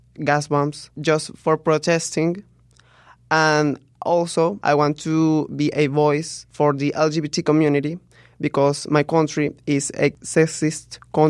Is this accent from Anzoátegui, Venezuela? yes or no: no; Caracas, Capital District, Venezuela; Well, I'm from Caracas, the capital of Venezuela.